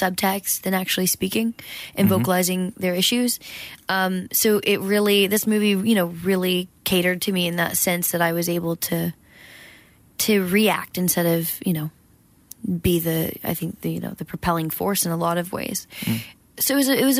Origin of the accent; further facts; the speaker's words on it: Georgia, United States; moved away; also born or lived in Los Angeles; I grew up in Georgia in a small town